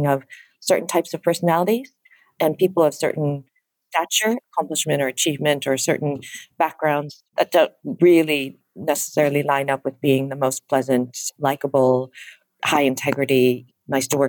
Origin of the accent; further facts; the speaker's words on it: Chicago, Illinois, United States; now in London, United Kingdom; I was born and raised in the Midwestern part of the state. So in the suburbs of Chicago